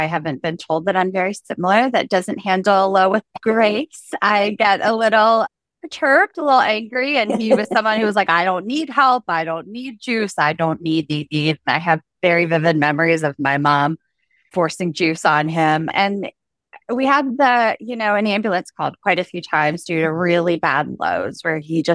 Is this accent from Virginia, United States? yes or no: yes; Virginia, United States; now in Baltimore, United States; grew up in Virginia, and now I'm a little bit north of that in Baltimore.